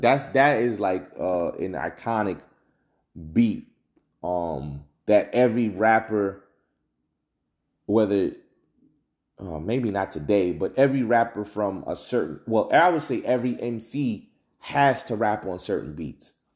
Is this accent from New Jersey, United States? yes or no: yes; New Jersey, United States; I'm from the, I'm from Jersey